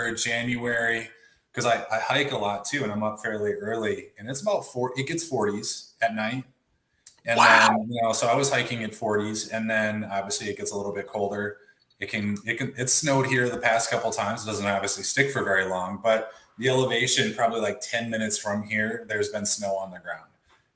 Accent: Wisconsin, United States; moved away as an adult; now in Arizona, United States; I grew up in Wisconsin, so I was a part of that. And then I came out here. I've been out here for almost 20 years now.

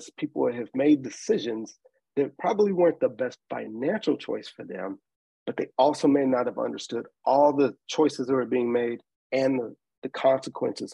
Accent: Nashville, Tennessee, United States; I'm originally from Nashville, Tennessee. I grew up in the public school system.

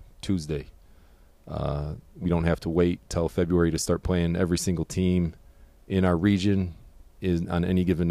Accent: Harbor Beach, Michigan, United States; moved away as an adult; now in Fort Mill, United States; Originally, I'm from Harbor Beach, Michigan. Went to high school

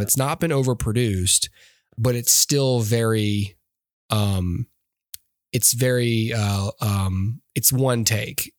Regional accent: Alabama, United States; I'm from Alabama

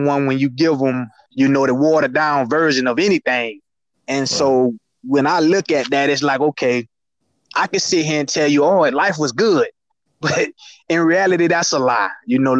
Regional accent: Kissimmee, Florida, United States; I grew up in McLaren Circle in Kissimmee

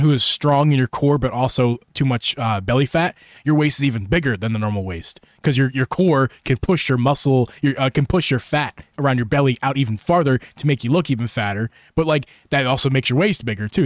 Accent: United States; as an American

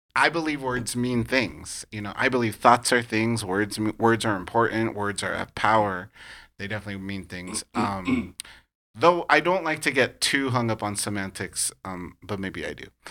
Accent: California, United States; also born or lived in New York; I'm a Californian through and through.

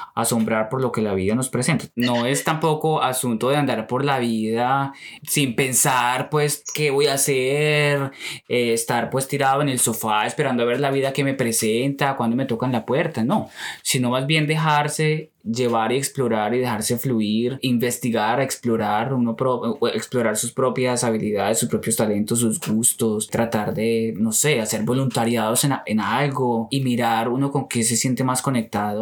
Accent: Colombia; moved away as an adult; now in United States; yo quería quedarme en Colombia

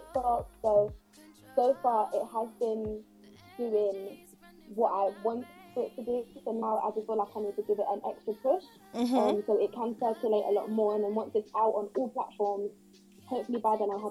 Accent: United Kingdom; my background is Caribbean, as well as being British

